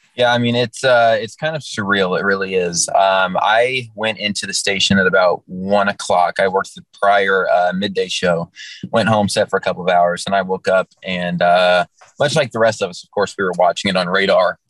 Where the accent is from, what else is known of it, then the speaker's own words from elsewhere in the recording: Kentucky, United States; I'm in my home state, and I know a lot of all my family's here. I have a ton of friends here that I grew